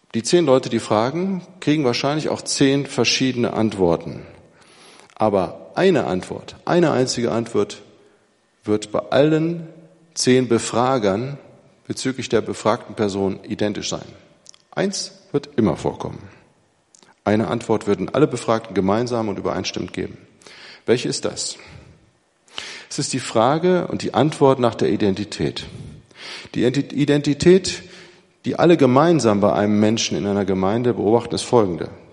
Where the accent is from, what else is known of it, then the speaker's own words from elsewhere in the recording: Braunschweig, Lower Saxony, Germany; moved away as an adult; also born or lived in Göttingen / Manchester / Münster / Hamburg; aus meiner Heimatstadt, wo ich aufgewachsen bin, in Braunschweig